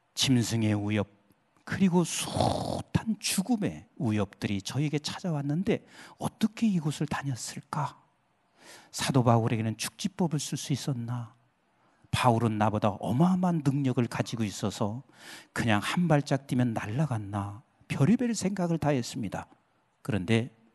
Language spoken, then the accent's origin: Korean; Boryeong, South Chungcheong, South Korea; moved away; 제 고향이 충청남도 대천이에요.